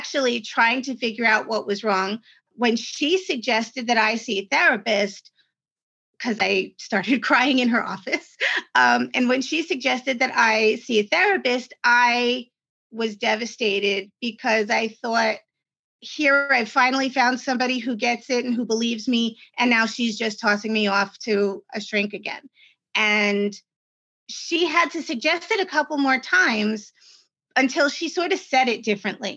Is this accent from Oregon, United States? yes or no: no; New York, United States; I'm from New York